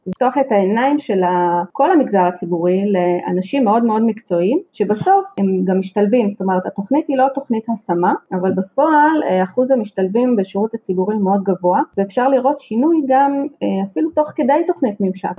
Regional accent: Haifa, Haifa District, Israel; תמיד בעצם גדלתי בחיפה וגדלתי ליד הים

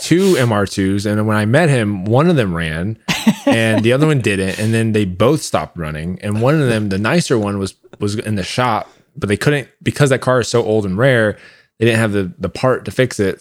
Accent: Orlando, Florida, United States; now in Austin, United States; I'm from Orlando and I'm still in a bunch of Facebook groups from there

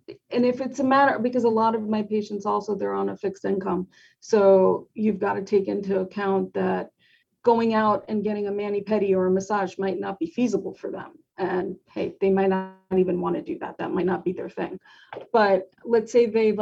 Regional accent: New York, United States; I'm a New Yorker at heart

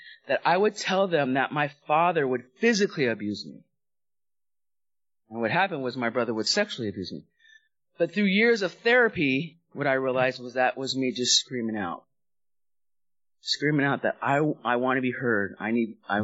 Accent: Los Angeles, California, United States; also born or lived in Hawaii; I grew up in the San Fernando Valley in Southern California. We went from Hawaii, lived there for about 5 years, and then I went to Southern California's home.

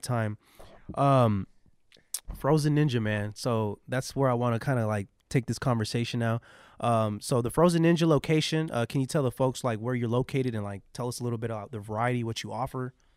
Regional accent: San Jose, California, United States; growing up in San Jose

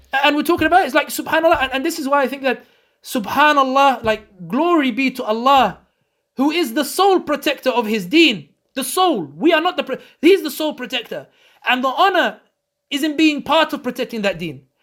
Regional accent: London, United Kingdom; a Muslim born and raised in London, born and raised i, i, in the West

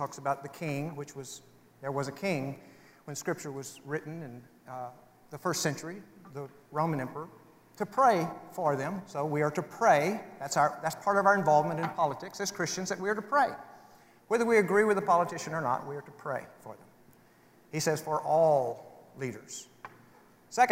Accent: United States; I hold personal values that I prefer as an American citizen

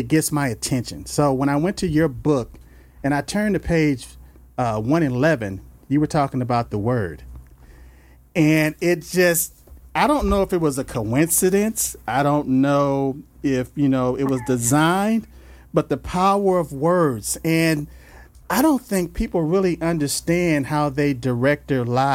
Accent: Los Angeles, California, United States; I grew up in South Central L.A.

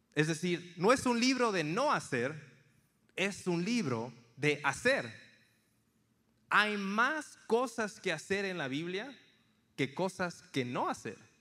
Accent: Tampico, Tamaulipas, Mexico; moved away as an adult; also born or lived in Monterrey, Nuevo León / San Antonio, Texas; now in United States; crecí en una ciudad en la costa este, Tampico, Tamaulipas

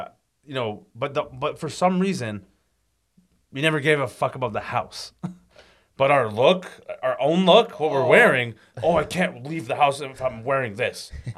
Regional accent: Toronto, Ontario, Canada; And I grew up in Scarborough.

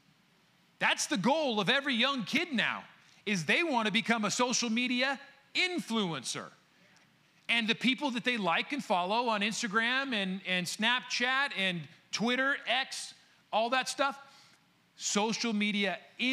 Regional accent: United States; I am an American born and raised

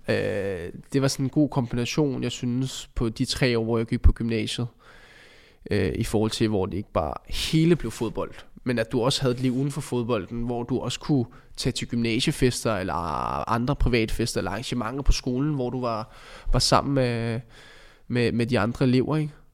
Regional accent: Copenhagen, Capital Region of Denmark, Denmark; moved away; jeg kommer ud fra Amager og boede derude dengang

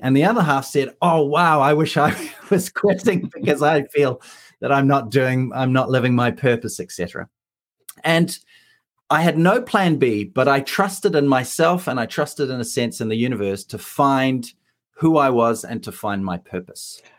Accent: New Zealand; moved away; I'm a New Zealander

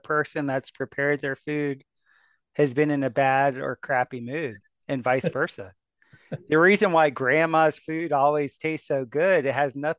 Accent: South Florida, United States; I grew up in South Florida

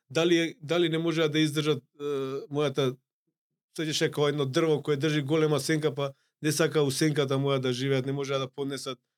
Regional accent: North Macedonia; само кај нас во Македонија.

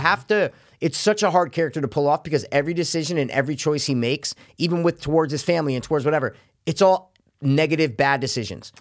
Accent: New York area, United States; we're from the New York area

